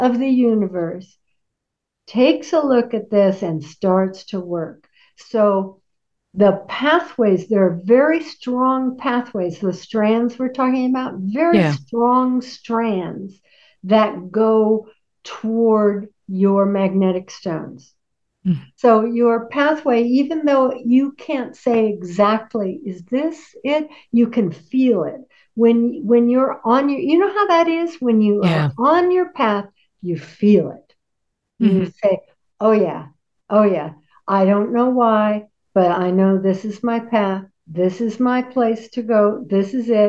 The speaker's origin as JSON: {"language": "English", "town": "Seattle", "region": "Washington", "country": "United States", "tie": "born or raised there", "said": "I was born in Seattle"}